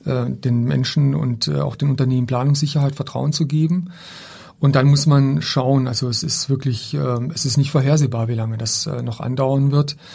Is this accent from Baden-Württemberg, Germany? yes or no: yes; Baden-Württemberg, Germany; das sehe ich auch bei meiner Heimatstadt. Ich komme ja aus einem kleinen Ort im Schwarzwald